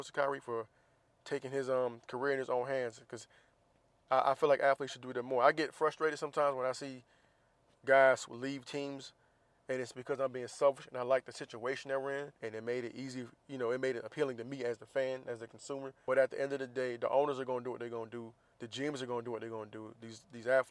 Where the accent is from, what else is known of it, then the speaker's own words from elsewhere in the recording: Jacksonville, Florida, United States; moved away; also born or lived in Virginia / San Diego; I'm from Jacksonville, Florida